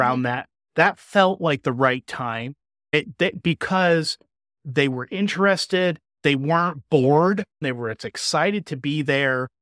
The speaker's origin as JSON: {"language": "English", "region": "Indiana", "country": "United States", "tie": "born or raised there", "said": "with the same group of teachers from my hometown in Indiana"}